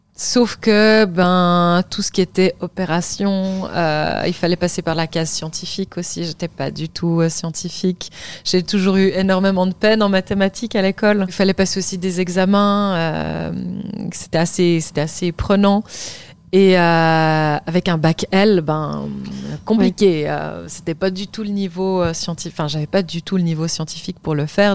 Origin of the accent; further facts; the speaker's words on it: Lausanne, Vaud, Switzerland; j'ai grandi à Lausanne en Suisse